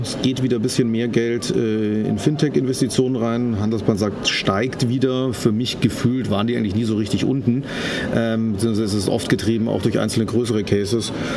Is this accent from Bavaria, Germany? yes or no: yes; Munich, Bavaria, Germany; für mich als Münchner